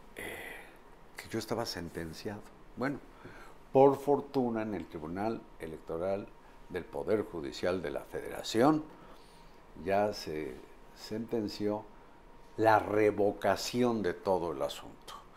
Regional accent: Puebla, Mexico; De niño en Puebla yo veía desfilar a los matachines

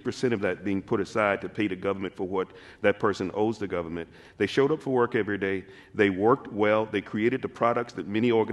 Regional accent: Mississippi Delta, United States; moved away as an adult; also born or lived in New York; now in Seattle, United States; I was born and raised in the Mississippi Delta

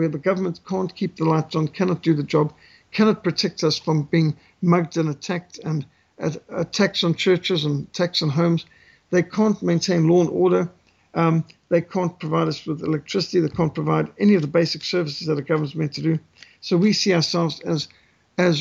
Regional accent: South Africa; I was born in Africa. All my children are born in Africa. My grandson's born here and all living here too. This is our country

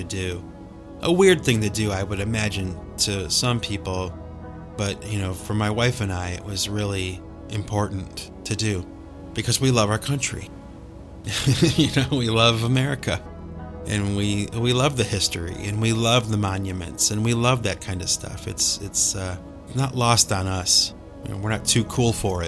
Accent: Cleveland, Ohio, United States; We grew up in Cleveland, Ohio

